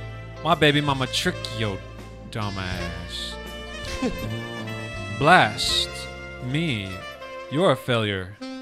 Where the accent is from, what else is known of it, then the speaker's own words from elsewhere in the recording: Detroit, Michigan, United States; Detroit, my hometown